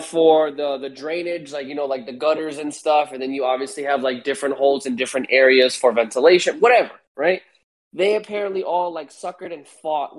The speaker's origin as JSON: {"language": "English", "region": "New York", "country": "United States", "said": "I'm from New York"}